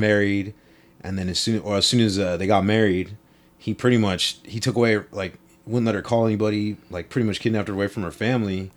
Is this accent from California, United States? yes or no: yes; Long Beach, California, United States; I grew up in Long Beach.